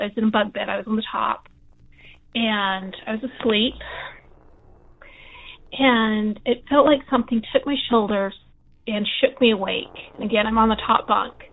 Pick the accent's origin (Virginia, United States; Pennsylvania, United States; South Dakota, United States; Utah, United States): Utah, United States; I'm, like I said, I'm from Utah. I grew up Mormon.